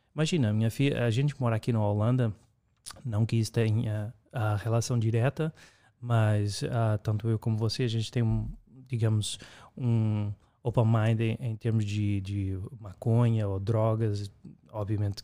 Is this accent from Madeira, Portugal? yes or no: no; Lisbon, Portugal; also born or lived in Brazil / United States; now in Amsterdam, Netherlands; no caso eu sou de Portugal